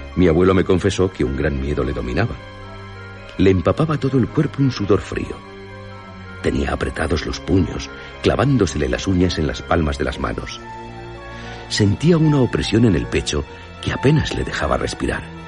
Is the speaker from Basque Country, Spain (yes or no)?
yes; Basque Country, Spain; yo soy de Álava